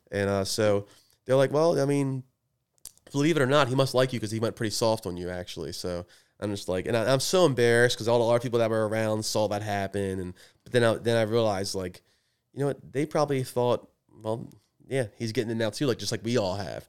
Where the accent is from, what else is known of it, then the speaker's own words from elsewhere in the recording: Edgewood, United States; I'm from Edgewood